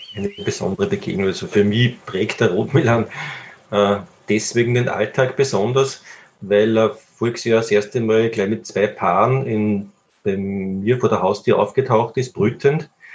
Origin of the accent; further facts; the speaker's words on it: Upper Austria, Austria; bei uns in Oberösterreich